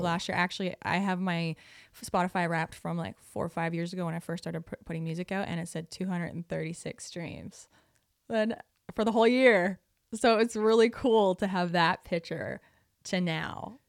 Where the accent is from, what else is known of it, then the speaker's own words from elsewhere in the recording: Prince Edward Island, Canada; moved away; I'm from Prince Edward Island, which is a very small island